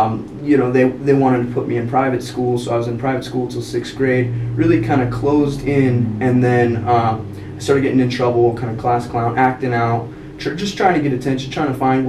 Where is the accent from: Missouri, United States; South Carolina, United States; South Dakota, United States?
South Dakota, United States; Rapid City; now in Spearfish, United States; No, I'm from Rapid. Okay. From Rapid.